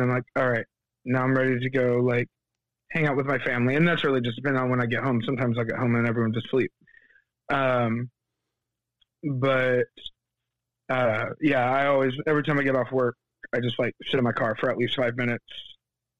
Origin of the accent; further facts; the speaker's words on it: Fayetteville, North Carolina, United States; now in Wendell, United States; I'm from Fayetteville, North Carolina, which is where Fort Bragg is